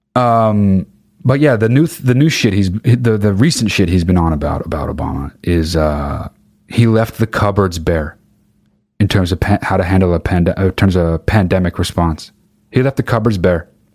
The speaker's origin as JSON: {"language": "English", "country": "United Kingdom", "said": "I'm fucking British."}